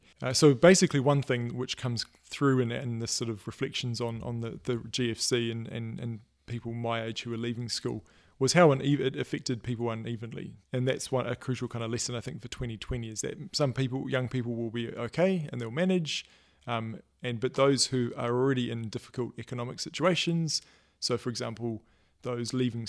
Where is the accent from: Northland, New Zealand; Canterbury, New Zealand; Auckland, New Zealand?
Auckland, New Zealand; my grandfather who is a kind of community leader in this area that I grew up in Auckland